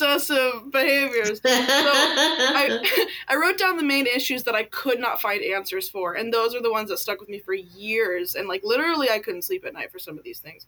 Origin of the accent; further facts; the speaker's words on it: United States; also born or lived in California / Washington; So I grew up in California and Washington State in a very Mormon household